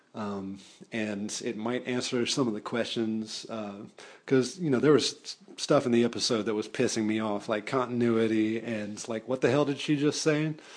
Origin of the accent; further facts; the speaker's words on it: Atlanta, Georgia, United States; also born or lived in Decatur, Georgia; I am from the Metro Atlanta area and I currently live and work in the city of Atlanta